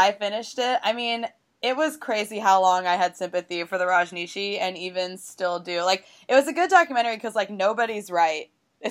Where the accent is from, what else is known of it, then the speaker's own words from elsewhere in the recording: Tulsa, Oklahoma, United States; moved away; I'm from Tulsa, Oklahoma, and so is Kristen Chenoweth.